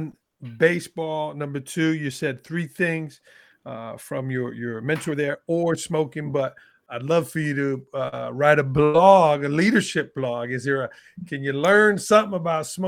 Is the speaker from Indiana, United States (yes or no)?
no; New York, United States; I'm a New Yorker here